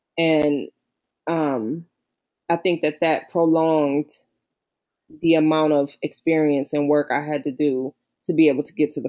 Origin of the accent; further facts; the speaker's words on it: Midwest, United States; And I'm like, yeah, you know, I'm from the Midwest.